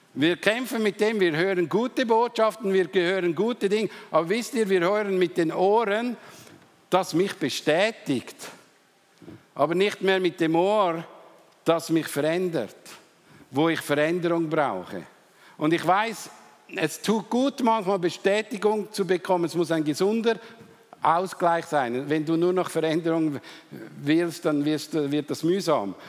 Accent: Switzerland; Wir Schweizer

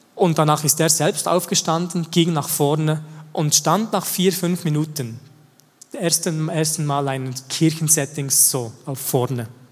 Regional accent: the same region as Schönbühl, Bern, Switzerland; Und wir sind in der gleichen Region aufgewachsen

